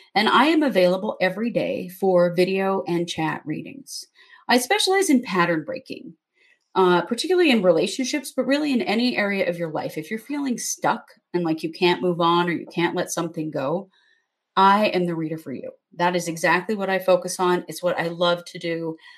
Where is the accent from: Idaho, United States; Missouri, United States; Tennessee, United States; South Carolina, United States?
Idaho, United States; Southeast; We we grew up in Southeast Idaho, where it's very very Mormon.